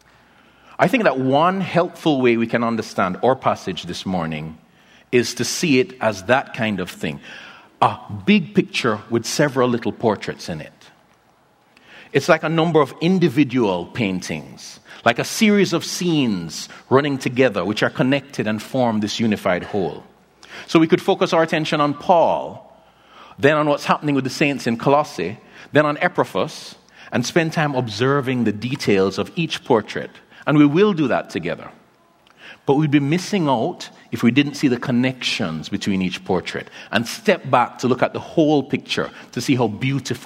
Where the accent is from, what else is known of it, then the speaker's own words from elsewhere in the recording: Kingston, Jamaica; also born or lived in Philadelphia; my hometown of Kingston, Jamaica